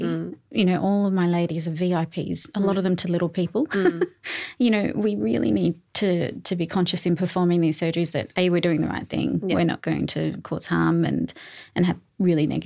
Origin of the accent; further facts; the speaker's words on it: Australia; moved away as an adult; also born or lived in Newcastle, Australia; now in Sydney, Australia; I'm from, you know, a rural area.